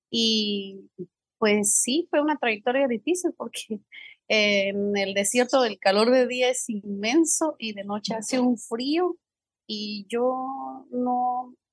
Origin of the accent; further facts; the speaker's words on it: San Francisco El Alto, Totonicapán, Guatemala; moved away as an adult; now in New York, United States; pues yo vengo de San Francisco el Alto, del departamento de Totonicapán. Yo nací allá, yo vine a Estados Unidos hace aproximadamente 14 años como muchas personas, con sueños, con metas, anhelos.